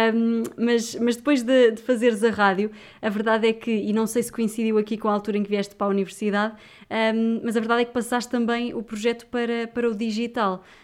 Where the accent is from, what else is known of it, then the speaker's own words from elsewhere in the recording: Viseu, Portugal; Eu sou de Viseu